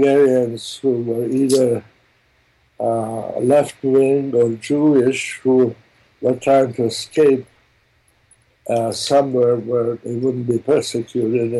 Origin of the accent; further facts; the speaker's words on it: Rijeka, Primorje-Gorski Kotar County, Croatia; first language German; English is a second language; moved away; I was born in Italy in a little town called Fiume